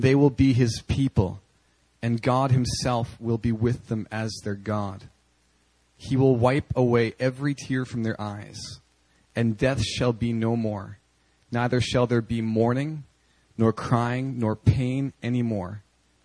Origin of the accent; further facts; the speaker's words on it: the Prairies, Canada; as a little boy growing up in Canada on the prairies